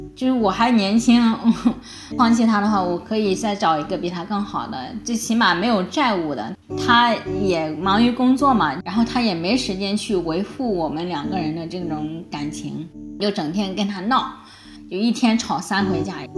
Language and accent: Chinese; Suzhou, Anhui, China; 像我们老家外国人也比较少